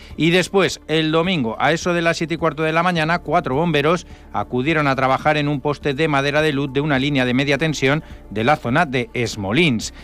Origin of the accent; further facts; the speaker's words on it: Madrid, Community of Madrid, Spain; now in Ibiza, Spain; yo soy de Madrid